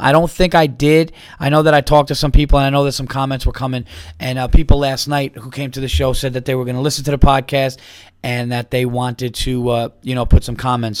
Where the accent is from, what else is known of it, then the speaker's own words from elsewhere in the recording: New York, United States; I'm from New York